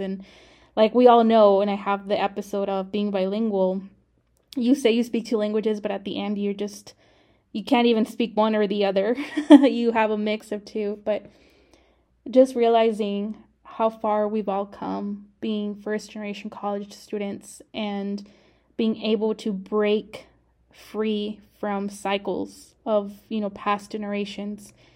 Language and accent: English; Arizona, United States; moved away as an adult; now in Texas, United States; I grew up in Arizona